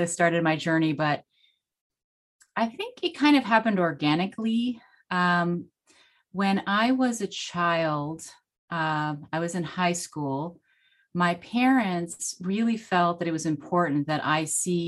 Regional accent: United States; first language Spanish; English is a second language; I was born in the US.

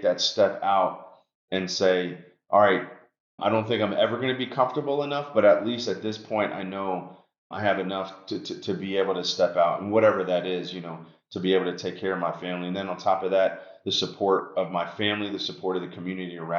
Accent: New York City, New York, United States; moved away; also born or lived in Long Island, New York; when I was a kid growing up in New York, I was actually my parents moved us from Washington Heights, New York City to Long Island

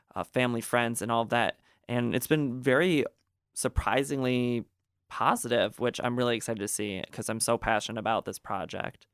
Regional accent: Gaylord, Michigan, United States; growing up in Gaylord, you know, there wasn't a lot of diversity

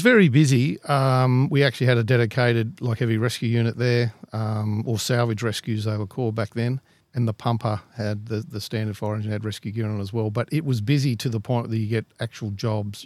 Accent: Glenbrook, New South Wales, Australia; I grew up in the Lower Blue Mountains at a place called Glenbrook

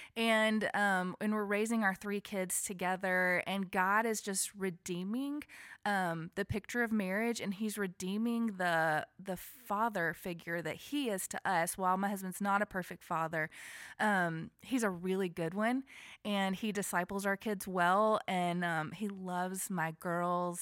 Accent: Alabama, United States; now in Franklin, United States; I am a Southern girl. I was born and raised in Alabama

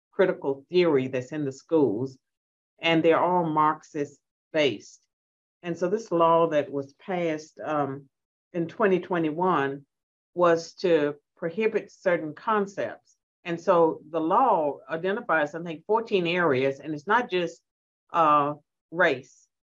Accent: Virginia, United States; Well, I'm from Southwestern Virginia, and uh, and my folks weren't educated, so I struggle with some of these words.

